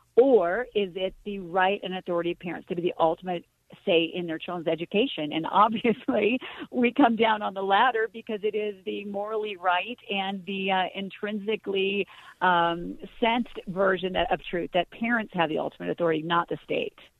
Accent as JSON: {"language": "English", "region": "Colorado", "country": "United States", "also_born_or_lived": "Hollywood", "said": "I'm from Colorado, but spent time in Hollywood"}